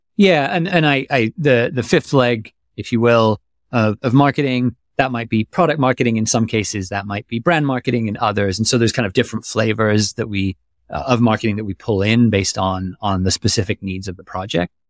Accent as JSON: {"language": "English", "country": "Germany", "tie": "born or raised there", "moved": "yes", "said": "I grew up in Germany"}